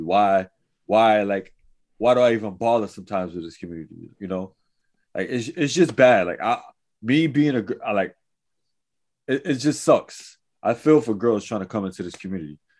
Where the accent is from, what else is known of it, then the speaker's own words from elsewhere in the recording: New York City, New York, United States; I was from Manhattan. I was in Lower East Side